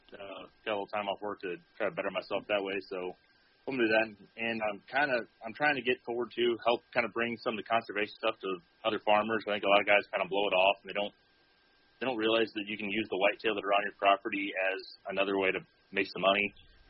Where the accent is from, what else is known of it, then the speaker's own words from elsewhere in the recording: Southern Illinois, United States; I grew up in Southern Illinois on the family farm. My dad's third-generation farmer. My mom would be third-generation farmer, so I get it honestly from both sides.